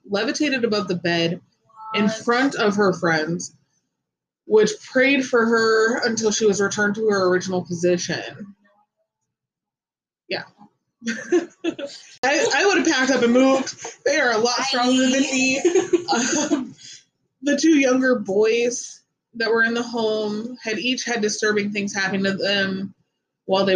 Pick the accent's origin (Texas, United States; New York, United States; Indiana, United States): Indiana, United States; Gary; Growing up in Gary, Indiana wasn't easy. We lived on Ohio Street in East Glen Park